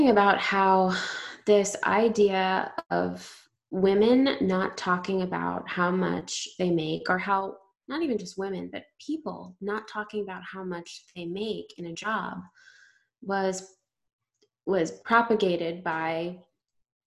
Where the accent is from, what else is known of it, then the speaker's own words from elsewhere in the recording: India; I'm Indian